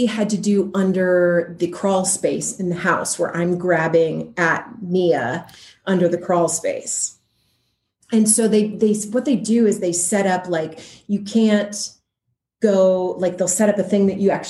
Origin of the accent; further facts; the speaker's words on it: Seattle, Washington, United States; moved away; I'm from Seattle, Washington originally, north of California.